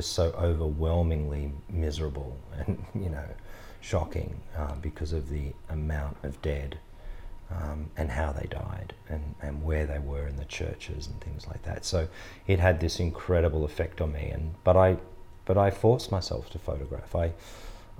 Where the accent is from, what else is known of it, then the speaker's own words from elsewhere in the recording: Australia; as an Australian public